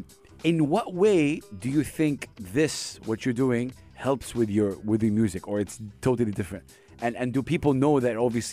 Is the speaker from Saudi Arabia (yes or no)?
yes; Saudi Arabia; now in United Arab Emirates; I'm from Saudi Arabia.